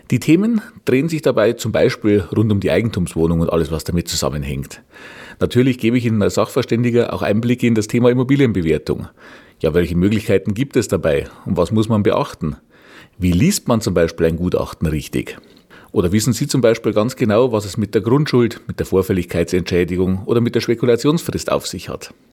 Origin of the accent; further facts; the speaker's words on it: Regensburg, Bavaria, Germany; ich komme aus Regensburg. Wie man wahrscheinlich unschwer erkennen kann, liegt meine Heimatstadt im schönen Bayern.